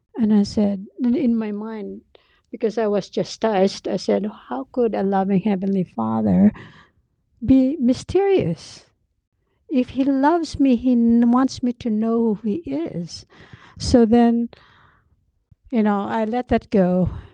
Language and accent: English; Philippines; moved away as an adult; also born or lived in Baguio; now in United States; I was born and raised in the Philippines